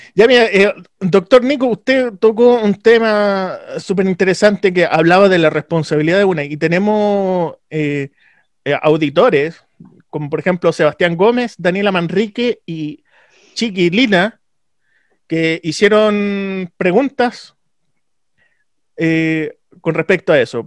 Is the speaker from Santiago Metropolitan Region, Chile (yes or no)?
yes; Santiago, Santiago Metropolitan Region, Chile; de donde vengo yo, por ejemplo, Cerro Navia, Pudahuel, Renca